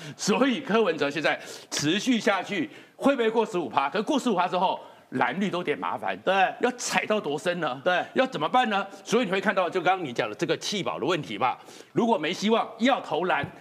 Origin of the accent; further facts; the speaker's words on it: Taiwan; 我是眷村长大的